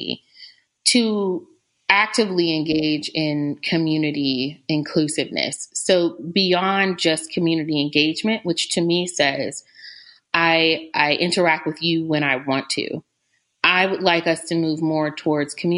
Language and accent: English; Indiana, United States; now in Virginia, United States; I did grow up in Indiana